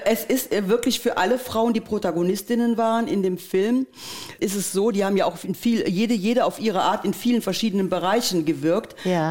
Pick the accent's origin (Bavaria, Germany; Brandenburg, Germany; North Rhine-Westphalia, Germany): North Rhine-Westphalia, Germany; Geilenkirchen; unsere Stadt Geilenkirchen